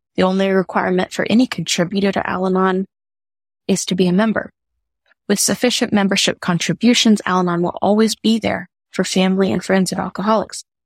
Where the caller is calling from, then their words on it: New Orleans, Louisiana, United States; I'm calling from New Orleans